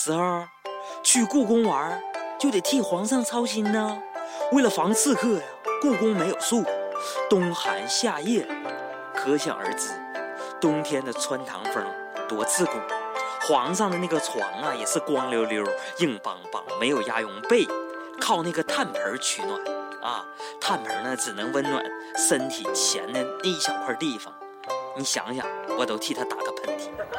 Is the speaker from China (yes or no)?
yes; Northeast China, China; 我的家在东北松花江上，那里有满山遍野。